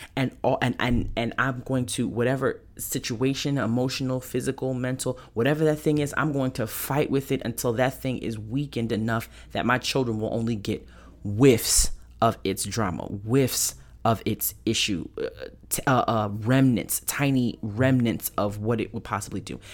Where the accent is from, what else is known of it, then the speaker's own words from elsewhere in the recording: New York, United States; moved away; I'm from New York originally